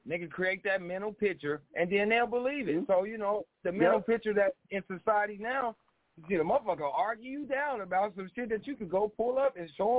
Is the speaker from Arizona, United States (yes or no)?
yes; Arizona, United States; I'm from Arizona.